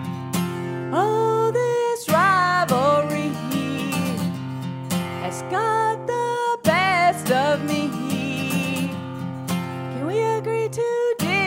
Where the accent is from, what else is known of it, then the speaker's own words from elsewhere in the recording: Kings Mountain, North Carolina, United States; moved away; I'm originally from North Carolina, a small town called Kings Mountain.